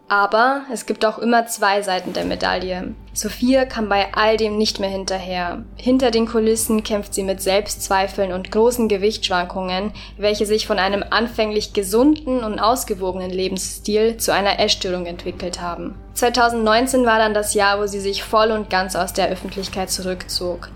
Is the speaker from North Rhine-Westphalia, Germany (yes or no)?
no; Erding, Bavaria, Germany; ich bin lustigerweise in Erding aufgewachsen